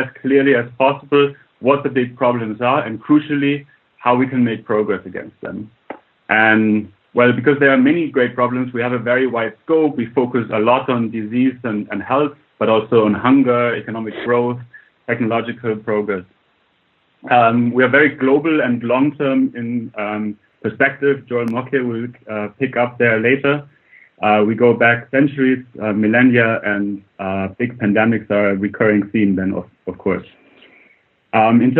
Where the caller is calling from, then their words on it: Oxford, South East England, United Kingdom; calling from Oxford, where I'm a researcher here at the university